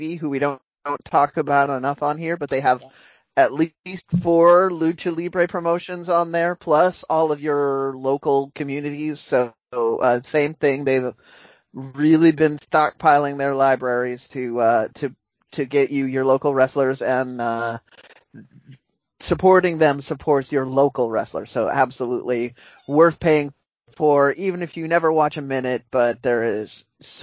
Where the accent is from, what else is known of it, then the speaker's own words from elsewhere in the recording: United States; moved away; also born or lived in Mexico; as an American who lives half